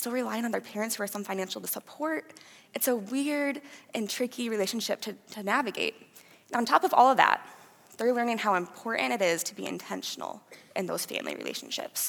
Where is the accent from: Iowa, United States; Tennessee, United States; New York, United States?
Iowa, United States; Fort Dodge; moved away as an adult; now in Cedar Falls, United States; I am originally from Fort Dodge, Iowa. I grew up there with my mom and dad